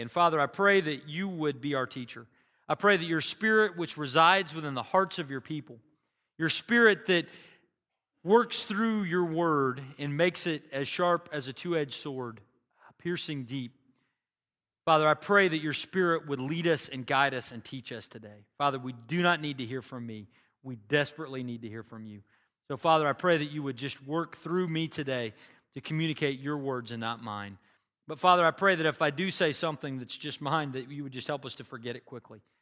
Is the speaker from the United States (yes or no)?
yes; Bartlesville, Oklahoma, United States; Bartlesville, which is my hometown